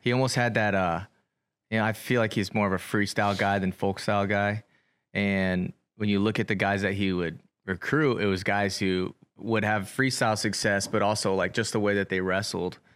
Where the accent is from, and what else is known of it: Centerville, Iowa, United States; born or raised there; also born or lived in Ottumwa, Iowa